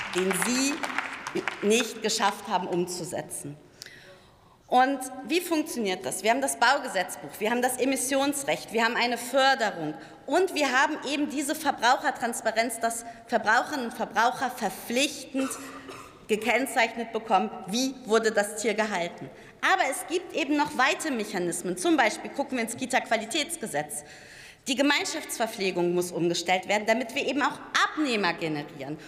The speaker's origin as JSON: {"language": "German", "country": "Germany", "said": "Ich komme aus der Region mit der höchsten Tierdichte in Deutschland."}